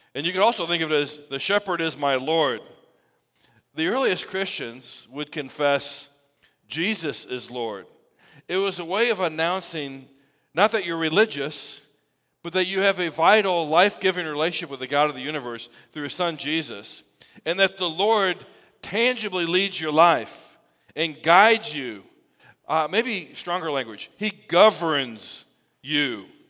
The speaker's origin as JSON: {"language": "English", "country": "United States", "said": "we celebrate our freedom as an American people"}